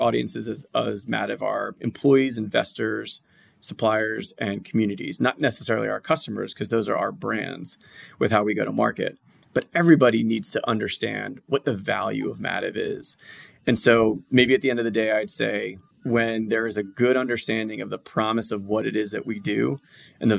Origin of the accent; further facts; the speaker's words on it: outside of Philadelphia, Pennsylvania, United States; moved away as an adult; now in Atlanta, United States; I'm outside of Philadelphia, born and bred. So I'm a tried and true Philly guy